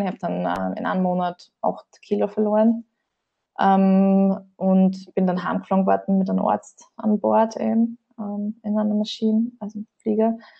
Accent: Riedlingsdorf, Burgenland, Austria; ich komme aus dem Südburgenland, Bezirk Oberwart, genau aus Riedingsdorf

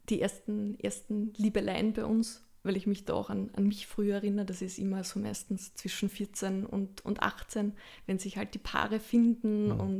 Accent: Lower Austria, Austria; hatte da ein sehr schönes Erlebnis in einem Theater im Waldviertel, das ich lange Zeit besucht habe, weil ich komme aus der Gegend.

